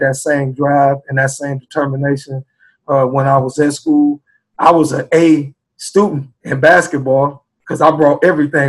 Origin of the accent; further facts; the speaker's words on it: Chicago, Illinois, United States; also born or lived in South Bend, Indiana; now in Indianapolis, United States; I was born and raised in Chicago, Illinois, uh, and I had to move to South Bend, Indiana